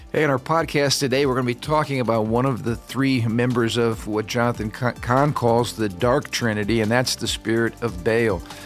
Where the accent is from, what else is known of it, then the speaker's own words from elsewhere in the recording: United States; me as an American.